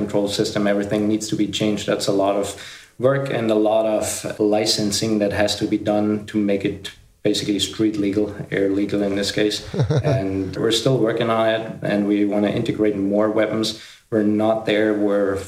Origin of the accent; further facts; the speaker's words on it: Ingolstadt, Bavaria, Germany; English is a second language; I was born in Ingolstadt, Bavaria, in Germany. That's right now where I'm